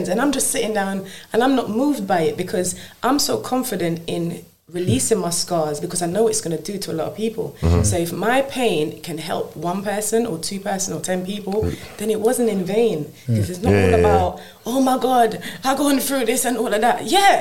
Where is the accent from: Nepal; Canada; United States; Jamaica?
Jamaica; I was born in Jamaica.